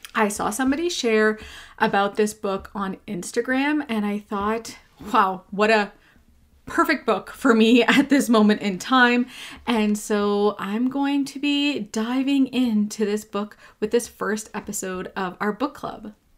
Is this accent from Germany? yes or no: no; Quebec, Canada; first language English; now in Ontario, Canada; I grew up in Quebec